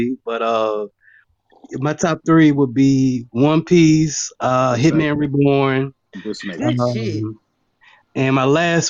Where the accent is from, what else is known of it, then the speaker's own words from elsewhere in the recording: Nashville, Tennessee, United States; Man, I'm from Nashville, man.